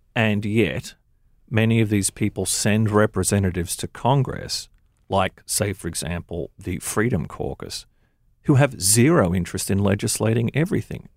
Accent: Australia; now in United States; I was born in Australia

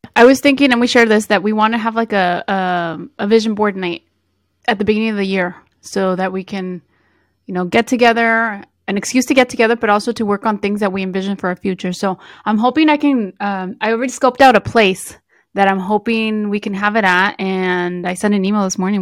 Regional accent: the Bay Area, California, United States; we're both from Be-, the Bay Area

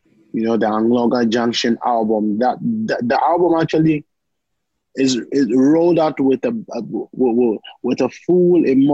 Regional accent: Volta, Ghana; I'm a Ghanaian, but I know my roots. My roots go way down into an Anglo

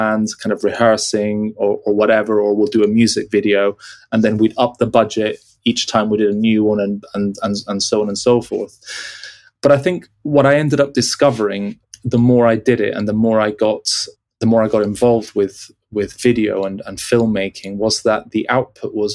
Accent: Peru; moved away; being born and raised in Peru and traveling every 2 years to the UK to visit my dad's family

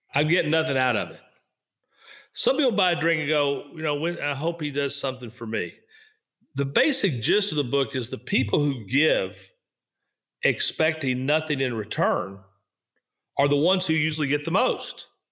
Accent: Kentucky, United States; moved away; also born or lived in Florida; I was in Kentucky. I loved being in Kentucky.

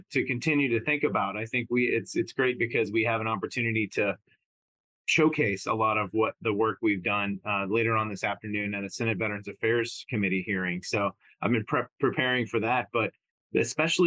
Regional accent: Texas, United States; moved away; I'm originally from Texas

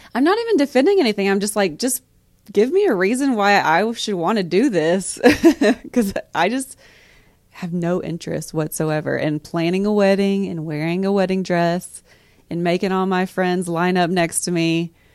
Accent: East Tennessee, United States; we're all from East Tennessee

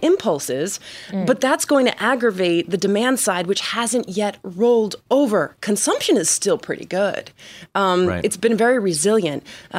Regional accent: New Jersey, United States; now in Miami, United States; I'm from New Jersey, but I live

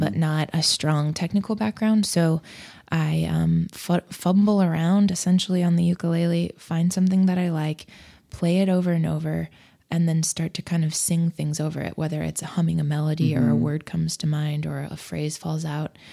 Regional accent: Nebraska, United States; also born or lived in Fort Collins, Colorado; I was born in Nebraska

